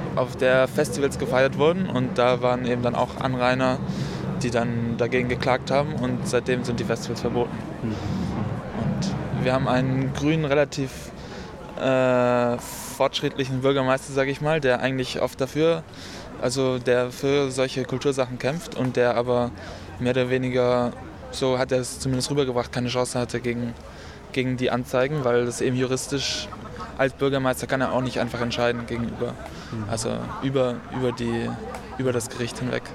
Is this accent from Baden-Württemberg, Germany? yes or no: yes; Tübingen, Baden-Württemberg, Germany; ich komme aus Tübingen